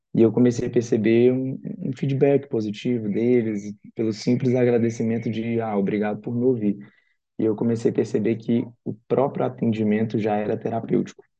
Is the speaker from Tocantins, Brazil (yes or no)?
yes; Tocantins, Brazil; moved away as an adult; also born or lived in Uberaba, Minas Gerais; now in São Paulo, Brazil; Atualmente eu moro aqui em São Paulo, mas eu sou do Tocantins.